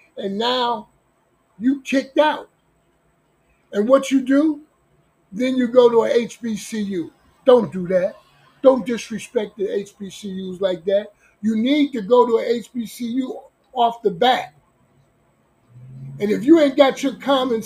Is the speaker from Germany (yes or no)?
no; Newark, New Jersey, United States; moved away as an adult; now in Long Beach, United States; I'm born and raised in Newark, New Jersey.